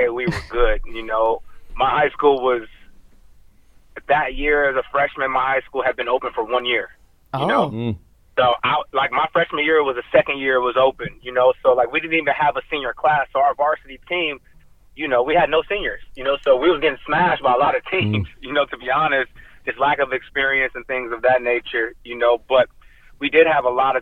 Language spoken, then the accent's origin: English; Ontario, California, United States; now in Los Angeles, United States; I'm from Southern California, a suburb outside of L.A. called Ontario.